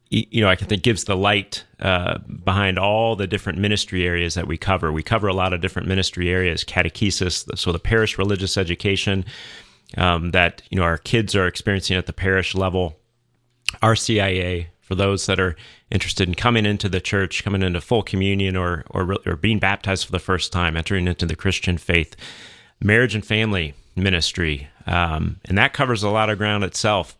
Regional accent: Atlanta, Georgia, United States; also born or lived in Saint Louis, Missouri; I grew up in the Archdiocese of Atlanta

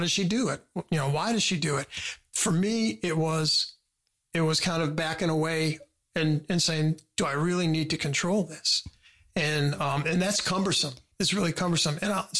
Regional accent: United States; Yeah, I'm sorry. Yeah. I'm a Yankee.

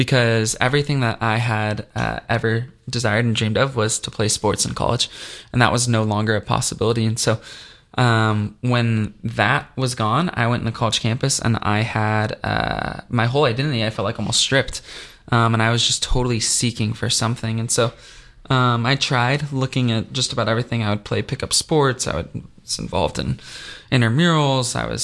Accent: Dallas, Texas, United States; moved away as an adult; also born or lived in Missouri; I'm from Dallas, Texas, originally, and then I went to school at the University of Missouri

